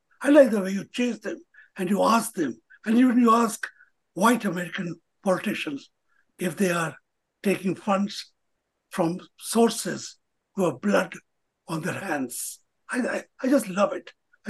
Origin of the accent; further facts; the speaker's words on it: India; as an Indian